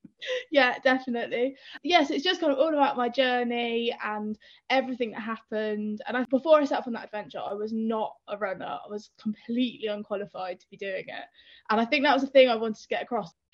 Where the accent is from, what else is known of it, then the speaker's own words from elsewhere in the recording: Northampton, East Midlands, United Kingdom; moved away; also born or lived in London; I'm from Northampton, middle of the Midlands